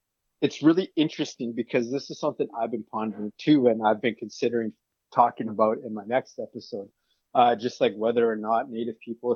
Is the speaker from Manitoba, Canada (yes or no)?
yes; Manitoba, Canada; I come from Saguin First Nations in Manitoba, Treaty 1 territory.